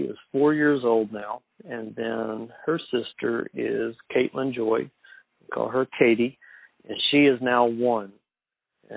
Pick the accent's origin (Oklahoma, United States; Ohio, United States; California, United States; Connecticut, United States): Oklahoma, United States; Allen; also born or lived in Texas; originally I'm from Oklahoma, from a small town called Allen. It's in the south central part of the state.